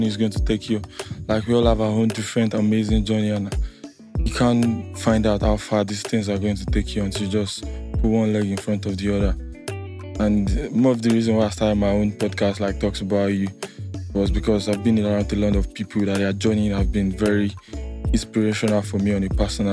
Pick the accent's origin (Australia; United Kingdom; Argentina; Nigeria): Nigeria; that was where we were from